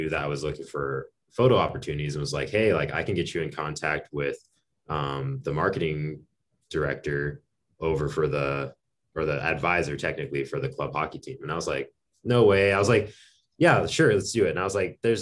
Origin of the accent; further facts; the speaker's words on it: Arizona, United States; moved away; also born or lived in Minot, North Dakota; I'm from Arizona originally, home of the good old Coyotes.